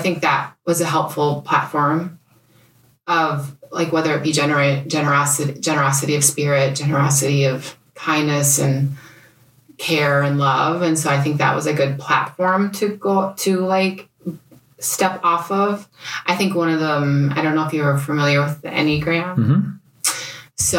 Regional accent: Bemidji, Minnesota, United States; moved away as an adult; also born or lived in India / Guatemala; now in Minnetonka, United States; I grew up in Bemidji

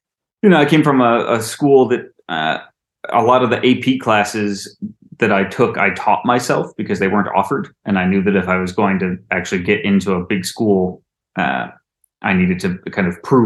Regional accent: Finger Lakes region, New York, United States; I grew up about 20 minutes north of what you might consider the Finger Lakes region

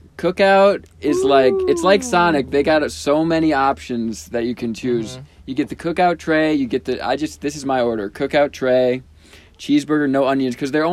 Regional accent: Midwest, United States; from the Midwest

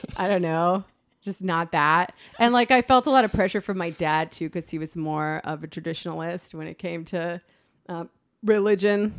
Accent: West Hartford, Connecticut, United States; I'm from West Hartford, Connecticut

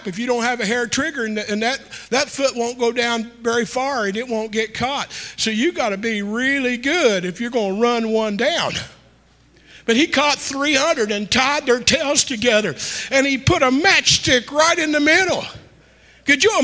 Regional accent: United States; I grew up in Powhatan Hollow, one way in and one way out

